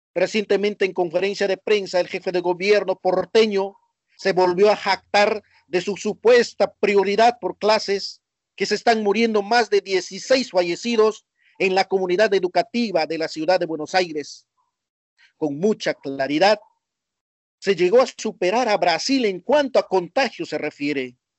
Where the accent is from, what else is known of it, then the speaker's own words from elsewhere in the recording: Peru; now in Argentina; mi país